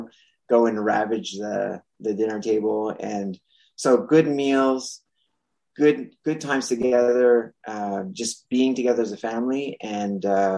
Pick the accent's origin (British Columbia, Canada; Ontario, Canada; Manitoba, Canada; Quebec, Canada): Quebec, Canada; Montreal; first language French; English is a second language; I'm from Montreal, Canada